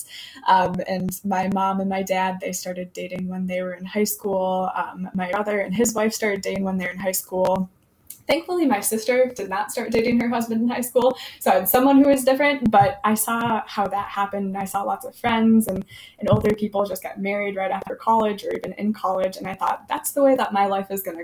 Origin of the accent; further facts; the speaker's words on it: Fond du Lac, Wisconsin, United States; moved away as an adult; now in Milwaukee, United States; I am from Fond du Lac originally